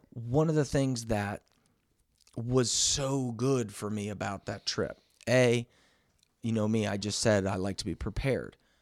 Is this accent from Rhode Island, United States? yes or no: no; Missouri, United States; this little camping dude from Missouri